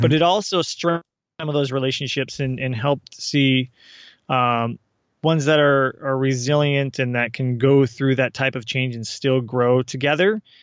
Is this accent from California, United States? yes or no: no; Seattle, Washington, United States; moved away as an adult; we're from the Seattle area